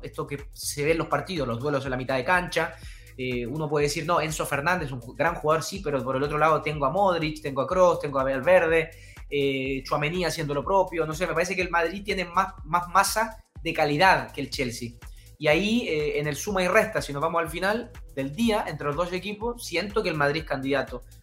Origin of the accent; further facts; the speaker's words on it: Chile; also born or lived in Uruguay; soy chileno-uruguayo, uruguayo por padre, chileno por madre